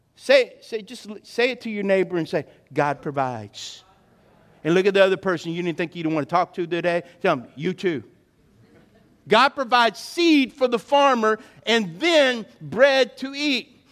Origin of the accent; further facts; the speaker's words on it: South Louisiana, United States; I remember as a kid growing up in South Louisiana